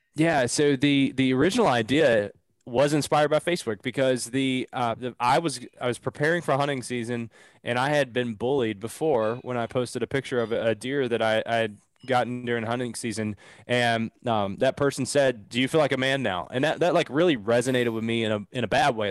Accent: Southeastern Kentucky, United States; I'm from Southeastern Kentucky, man, like, grew up really redneck

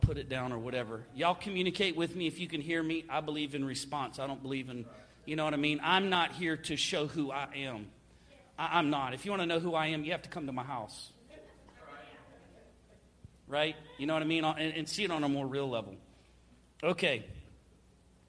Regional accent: Florida, United States; I'm from Florida

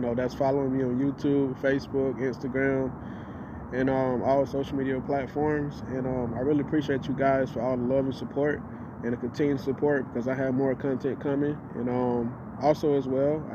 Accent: Florida, United States; I'm from Florida

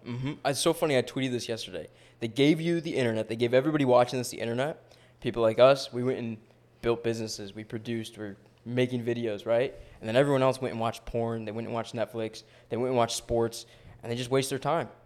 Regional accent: New York, United States; I grew up in New York

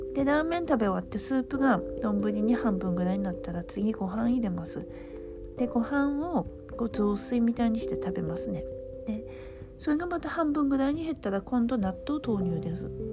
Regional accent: Aomori, Japan; moved away as an adult; now in Tokyo, Japan; ふるさとの青森

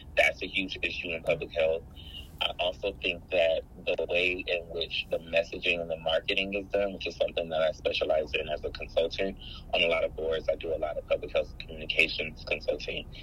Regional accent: Los Angeles, California, United States; you were born and raised in Los Angeles and not just LA, but South Central. Mm. I grew up in the jungles area, which is uh, right near Baldwin Hills

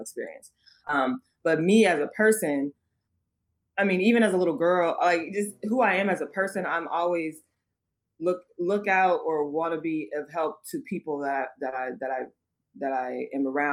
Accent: Oakland, California, United States; growing up, I'm from Oakland. So growing up in Oakland

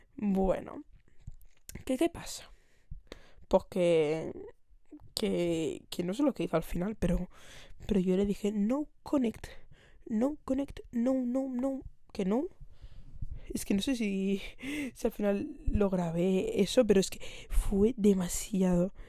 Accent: Barcelona, Catalonia, Spain; yo vivo, bueno, vivo, soy y, de momento no me voy a ir. Soy de Barcelona

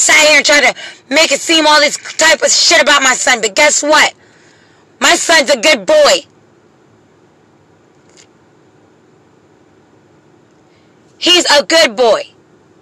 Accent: Pennsylvania, United States; now in Jacksonville, United States; I'm from Pennsylvania

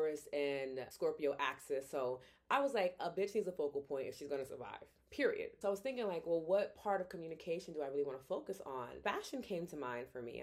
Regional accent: New York City, New York, United States; moved away; a born and raised New Yorker

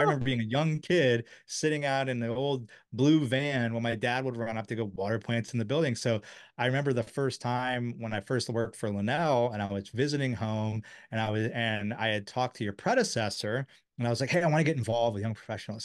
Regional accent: Silver Spring, Maryland, United States; I grew up in Silver Spring

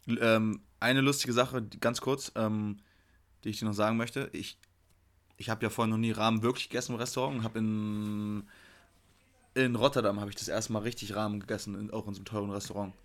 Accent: Hamburg, Germany; moved away; ich komme ja aus Hamburg

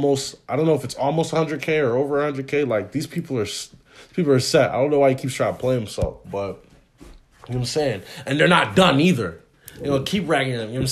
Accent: Delaware, United States; also born or lived in Claymont, Delaware / Smyrna, Delaware; We were both born here in the US and we've both never been back

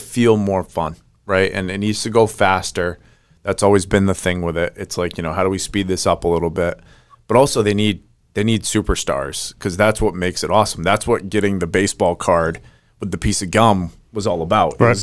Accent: New England, United States; I'm from New England

